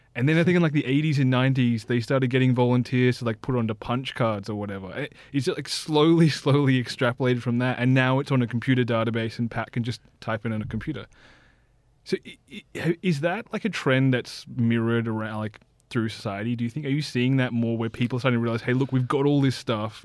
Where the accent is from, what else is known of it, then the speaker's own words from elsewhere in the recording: Sydney, New South Wales, Australia; I grew up in Taramara